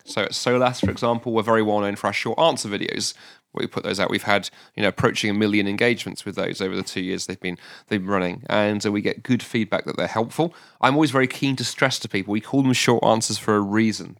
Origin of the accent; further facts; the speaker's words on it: London, United Kingdom; moved away as an adult; now in Scotland; I was raised in London